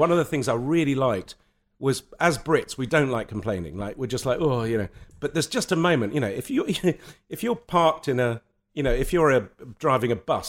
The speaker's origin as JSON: {"language": "English", "country": "Lebanon", "tie": "born or raised there", "said": "And that came from growing up in Lebanon and from going to boarding school where you were told what size your tie had to be."}